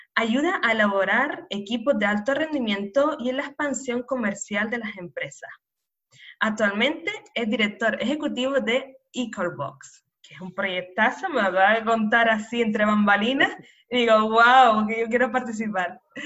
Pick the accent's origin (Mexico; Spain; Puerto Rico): Spain; Canary Islands; nacida en Canarias